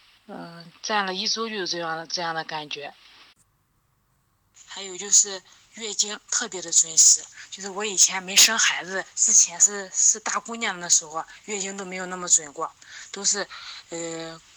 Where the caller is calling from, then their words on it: Linyi, Shandong, China; 老师你好，我是来自山东临沂的一名听友，我今年三十岁了。